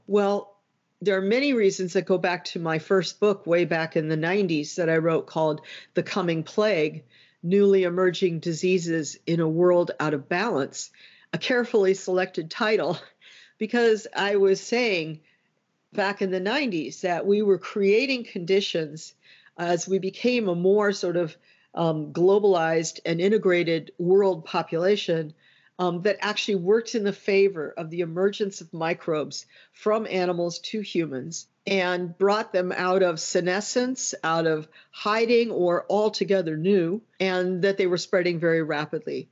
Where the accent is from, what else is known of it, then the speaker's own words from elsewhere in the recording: United States; as an American